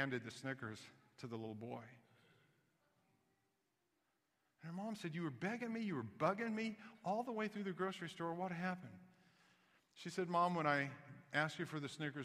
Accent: Kansas City, Missouri, United States; also born or lived in Knoxville, Tennessee; I was born in Knoxville, Tennessee, grew up in Kansas City

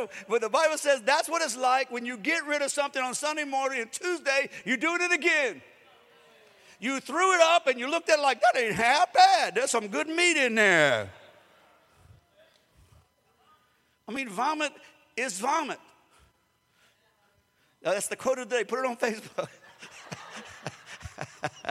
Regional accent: Springfield, United States; growing up in Springfield because I had dogs all the time

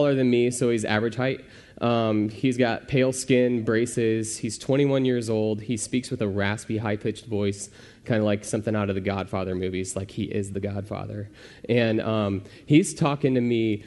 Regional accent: Pekin, Illinois, United States; also born or lived in Arizona; I grew up in Pekin, Illinois.

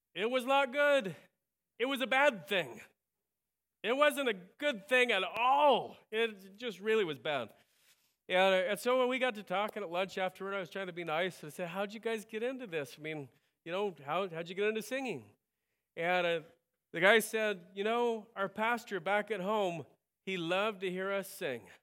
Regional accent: United States; I'm an American

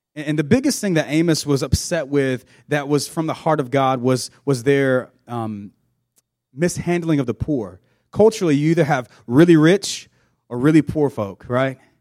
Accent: South Georgia, United States; I grew up in South Georgia on a farm.

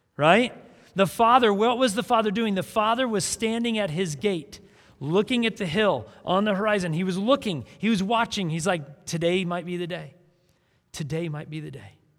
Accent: South Dakota, United States; I grew up in South Dakota

